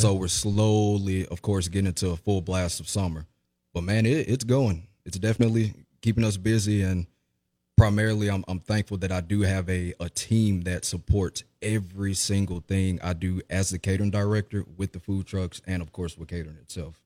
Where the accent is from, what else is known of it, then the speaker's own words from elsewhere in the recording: Jackson, Mississippi, United States; born and raised in Jackson, Mississippi